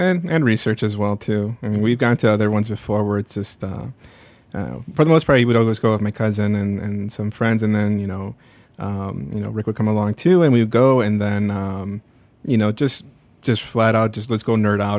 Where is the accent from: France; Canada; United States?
United States; Burbank, Illinois; also born or lived in Little Village, Chicago; December of ninety-two, we moved out to, to Burbank